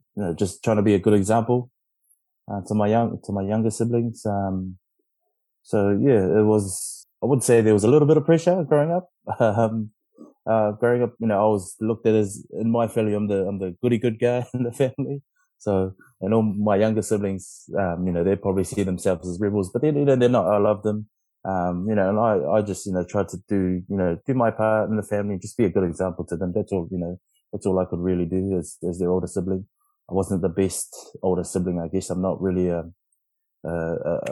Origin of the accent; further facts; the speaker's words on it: Tonga; also born or lived in Philippines; I'm Tongan